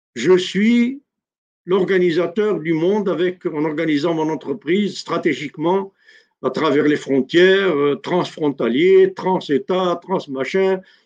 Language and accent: French; Algeria; Chez nous, en Algérie